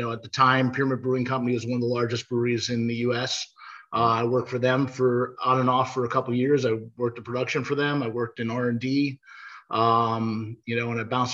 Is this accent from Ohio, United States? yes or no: no; Pennsylvania, United States; moved away as an adult; also born or lived in the West (US); I grew up in Pennsylvania. I moved out west, but the time I was in Pennsylvania